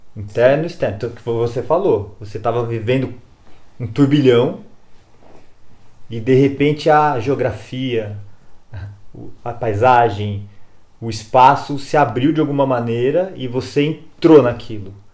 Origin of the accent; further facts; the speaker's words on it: Jundiaí, São Paulo, Brazil; Que eu sou de Jundiaí também, uma terra muito boa